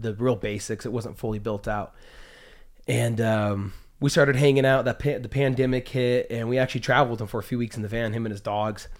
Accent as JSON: {"language": "English", "region": "Utah", "country": "United States", "tie": "born or raised there", "also_born_or_lived": "Las Vegas, Nevada / Seattle, Washington / Texas / San Diego, California", "said": "I kinda claim Utah as home. Um, grew up most, most of my years here, probably about fifteen years here in Utah"}